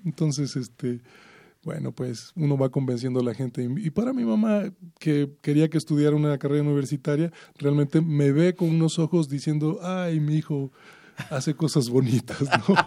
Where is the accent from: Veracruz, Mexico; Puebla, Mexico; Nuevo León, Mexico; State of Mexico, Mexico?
Veracruz, Mexico; moved away; para mi estado, para para mi patria chica